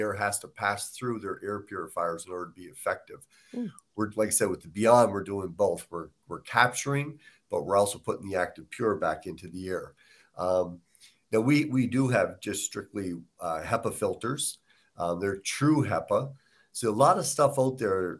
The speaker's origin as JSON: {"language": "English", "region": "Nova Scotia", "country": "Canada", "moved": "yes", "said": "I'm from Nova Scotia, so I mean, we cook a lot of fish and, lobsters, different things"}